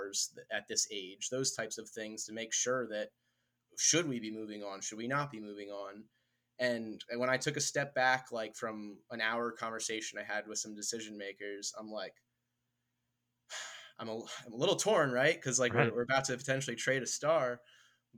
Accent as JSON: {"language": "English", "town": "Philadelphia", "region": "Pennsylvania", "country": "United States", "tie": "born or raised there", "also_born_or_lived": "Atlanta", "moved": "as an adult", "said": "Growing up in Philadelphia"}